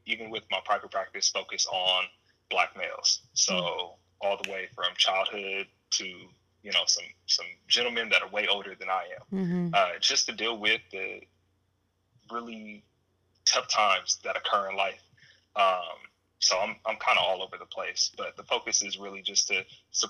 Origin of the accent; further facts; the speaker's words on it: Inglewood, California, United States; born and raised in Inglewood, California